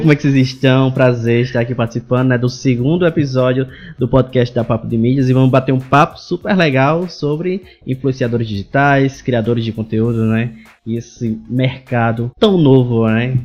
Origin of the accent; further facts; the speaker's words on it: Parelhas, Rio Grande do Norte, Brazil; Eu sou do Rio Grande do Norte, de, de Parelhas